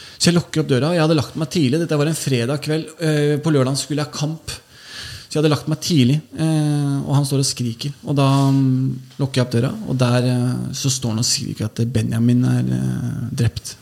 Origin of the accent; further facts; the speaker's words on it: Oslo, Norway; jeg vokste jo opp på Holmlia. Født og, altså, jeg kom til Holmlia da jeg var noen måneder gammel.